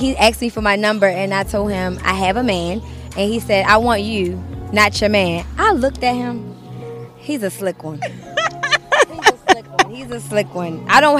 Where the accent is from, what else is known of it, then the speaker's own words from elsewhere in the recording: Baltimore, Maryland, United States; I'm from Baltimore, Maryland.